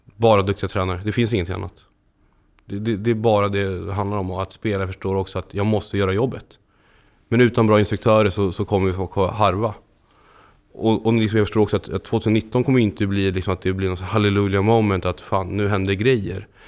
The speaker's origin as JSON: {"language": "Swedish", "town": "Stockholm", "region": "Stockholm County", "country": "Sweden", "tie": "born or raised there", "moved": "as an adult", "lives_now": "Landskrona, Sweden", "said": "uppvuxen i Stockholm, norra förorterna, längst ut på blåa linjen"}